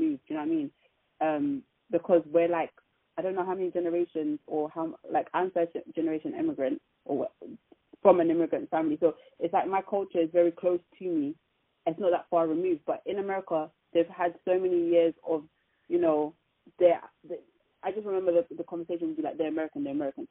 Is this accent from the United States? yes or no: no; United Kingdom; for us British, British-born people